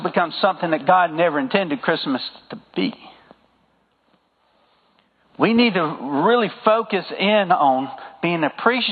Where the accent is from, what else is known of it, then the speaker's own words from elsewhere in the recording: the South, United States; accent: southern; my southern accent